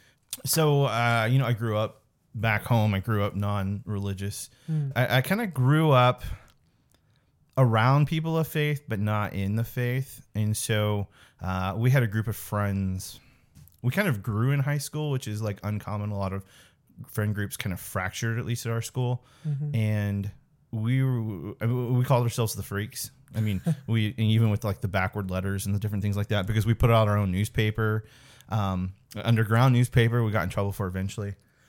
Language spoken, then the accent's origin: English; Chillicothe, Missouri, United States; I'm from a little town called Chillicothe, Missouri.